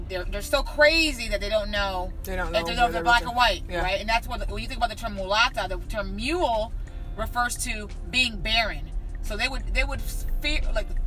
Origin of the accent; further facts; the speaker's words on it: Rochester, New York, United States; first language Spanish; English is a second language; also born or lived in Cuba; I grew up in a black and Latino neighborhood in Rochester, New York